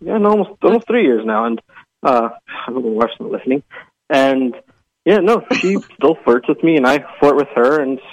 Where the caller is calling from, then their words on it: Lake Stevens, Washington, United States; I'm calling from Lake Stevens, Washington.